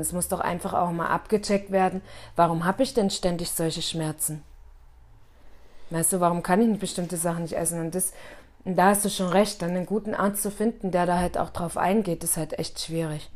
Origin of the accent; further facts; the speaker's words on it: Bitterfeld-Wolfen, Saxony-Anhalt, Germany; now in Munich, Germany; also da, wo ich herkomme in Bitterfeld-Wolfen, ist es halt extrem so